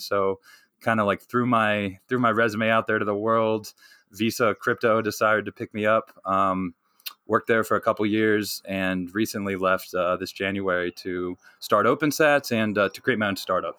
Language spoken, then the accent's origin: English; North Carolina, United States; I grew up in North Carolina, uh, so I'm a good good Southern boy